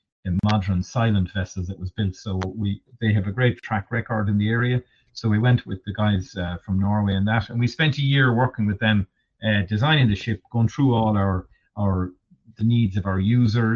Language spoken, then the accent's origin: English; Kerry, Munster, Ireland; I'm from Kerry myself, from down in Tom Crean country myself